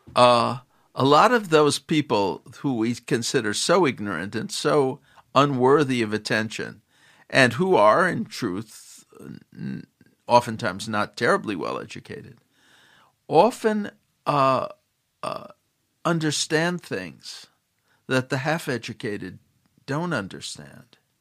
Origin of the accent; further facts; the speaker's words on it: Chicago, Illinois, United States; When I was growing up, I grew up in Chicago